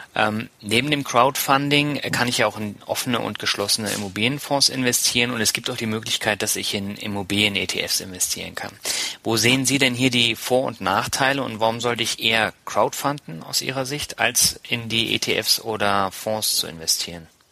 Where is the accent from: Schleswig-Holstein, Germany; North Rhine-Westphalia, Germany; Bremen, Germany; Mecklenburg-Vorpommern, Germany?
Schleswig-Holstein, Germany; Lübeck; als äh, Lübecker